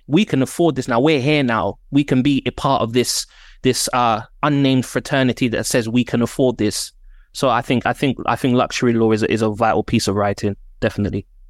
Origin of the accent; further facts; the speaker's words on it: London, United Kingdom; I'm from Northwest London